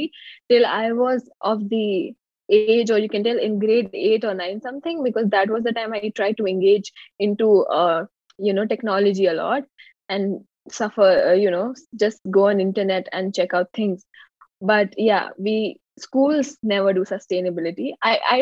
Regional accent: Jabalpur, Madhya Pradesh, India; I'm from Jabalpur, Madhya Pradesh, India

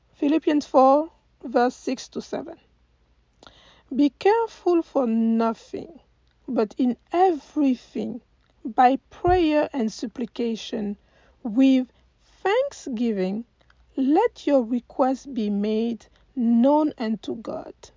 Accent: Côte d’Ivoire; moved away as an adult; now in United States; I am from Cote d'Ivoire and I've been living in the US for the past 20 years.

